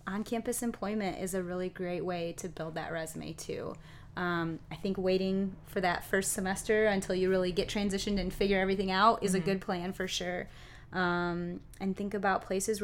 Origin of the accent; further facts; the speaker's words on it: Kalamazoo, Michigan, United States; I grew up here in Kalamazoo, so Western was in my backyard